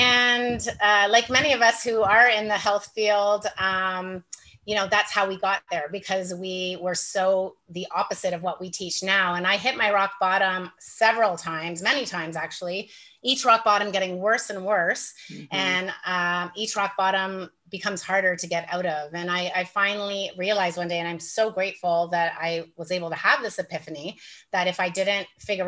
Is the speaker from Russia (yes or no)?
no; Toronto, Ontario, Canada; now in Nicaragua; I'm from Canada. I'm from Toronto, and I left Toronto 11 years ago. I sold everything I owned and decided I was going to live in the tropics.